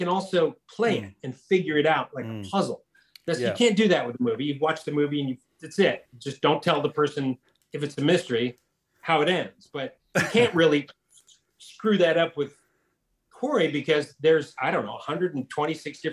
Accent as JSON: {"language": "English", "town": "Detroit", "region": "Michigan", "country": "United States", "tie": "born or raised there", "also_born_or_lived": "Los Angeles, United States", "moved": "as an adult", "said": "It's my hometown. Yeah. Detroit's my hometown."}